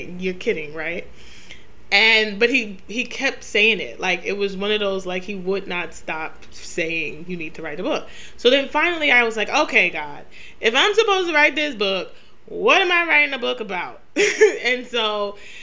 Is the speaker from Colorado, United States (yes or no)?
no; New York City, New York, United States; I grew up in Queens, New York